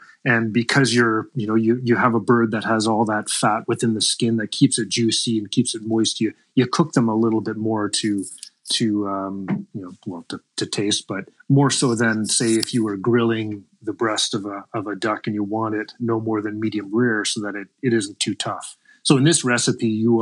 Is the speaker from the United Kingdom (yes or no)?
no; the Maritimes, Canada; moved away as an adult; now in Saskatchewan, Canada; I grew up in the Maritimes